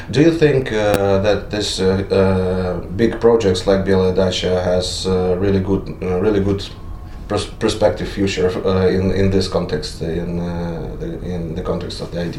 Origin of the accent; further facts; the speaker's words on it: Greece; Так я приехал из Греции, я вижу, насколько это открытые люди